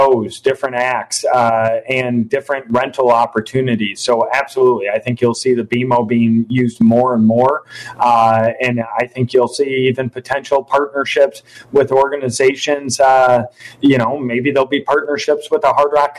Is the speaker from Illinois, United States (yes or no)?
yes; Rockford, Illinois, United States; serve my hometown as mayor